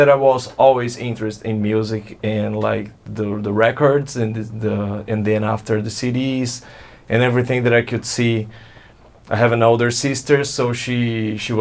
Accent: Santo André, São Paulo, Brazil; first language Portuguese; English is a second language; moved away as an adult; now in Louisiana, United States; the city is actually Santo André, is nearby São Paulo

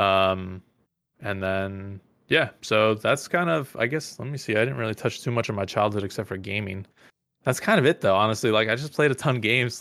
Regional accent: Mahopac, New York, United States; I grew up in the suburbs of New York City, this little town called Mayopack

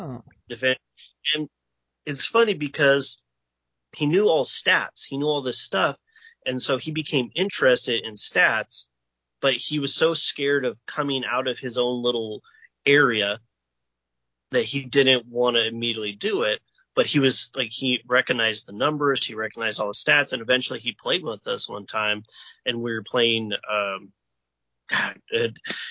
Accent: Northeast Nevada, United States; now in Tucson, United States; I grew up in Northeast Nevada, where they have both types of music, country and Western

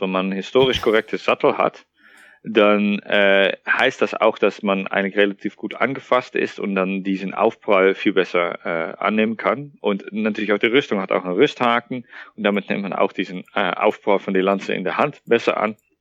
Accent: Netherlands; German is a second language; moved away as an adult; now in Thuringia, Germany; Ich bin gebürtiger Niederländer und sogar Holländer

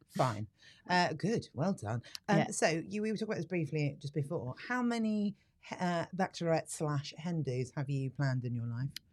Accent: United Kingdom

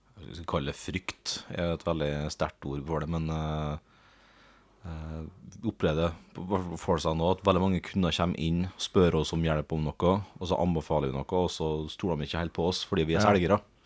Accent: Sunndal, Møre og Romsdal, Norway; hjemme i Sunndal, der jeg vokste opp

